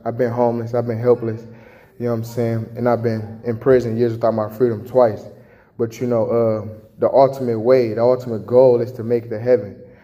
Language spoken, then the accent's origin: English; Chicago, Illinois, United States; now in Jackson, Michigan, United States; I was born and raised in Chicago